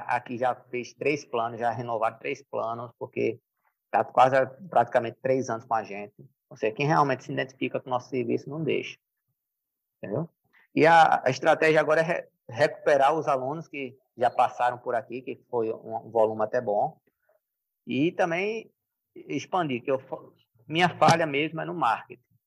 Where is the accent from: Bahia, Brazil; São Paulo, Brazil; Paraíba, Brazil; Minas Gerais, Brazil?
Bahia, Brazil; Paulo Afonso; eu nasci em Paulo Afonso, no interior da Bahia, mas é um oásis. É no sertão, mas é um oásis. Ou seja, minha, minha infância foi, foi boa